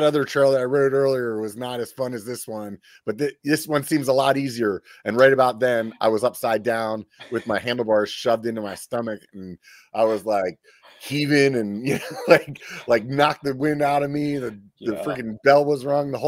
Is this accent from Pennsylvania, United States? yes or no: yes; York, Pennsylvania, United States; moved away; I'm actually from south central Pennsylvania, to tell you the truth. I'm from York